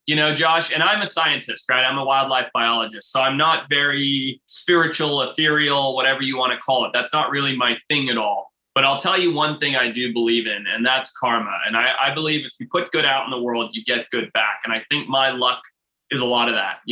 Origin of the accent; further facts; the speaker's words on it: Zimbabwe; moved away; I grew up in Zimbabwe, right? On a beautiful farm, 200 acres